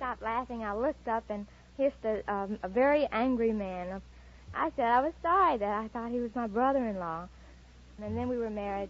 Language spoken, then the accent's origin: English; Pine Bluff, Arkansas, United States; Oh, Pine Bluff, Arkansas.